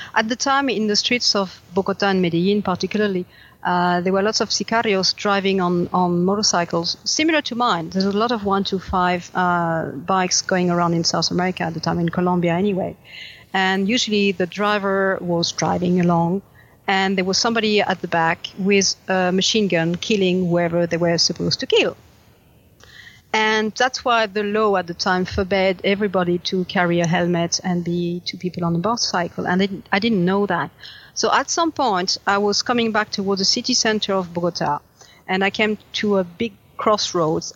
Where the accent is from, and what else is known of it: France